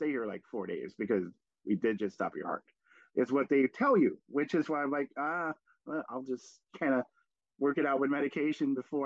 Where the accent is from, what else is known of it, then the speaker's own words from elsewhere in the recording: Chicago, Illinois, United States; I grew up on the South Side. I grew up a huge White Sox fan